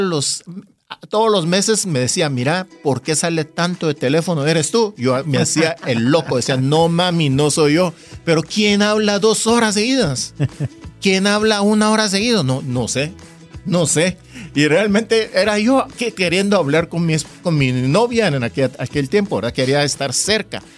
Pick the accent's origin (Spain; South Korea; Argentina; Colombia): South Korea; now in Guatemala; yo no soy de aquí, yo soy coreano